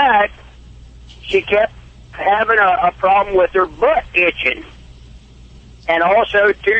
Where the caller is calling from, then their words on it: Windsor, New York, United States; I'm over here in Windsor, New York.